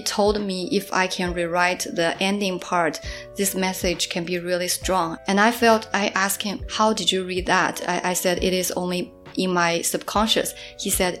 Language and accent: English; Suzhou, Jiangsu, China; English is a second language; moved away as an adult; also born or lived in Melbourne, Australia; now in Shanghai, China; my hometown, Suzhou